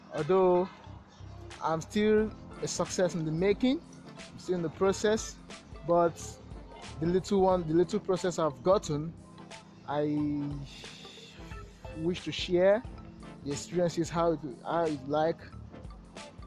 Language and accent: English; Lagos, Nigeria; I'm an entrepreneur from Lagos, Nigeria